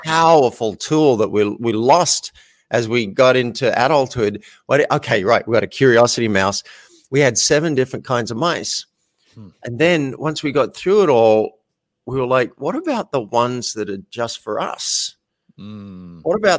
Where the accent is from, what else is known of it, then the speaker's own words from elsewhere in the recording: Australia; I'm an Australian man, grew up in Australia